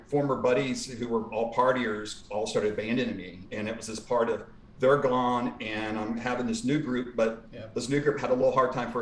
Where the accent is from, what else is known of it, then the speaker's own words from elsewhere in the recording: Houston, Texas, United States; I grew up in Houston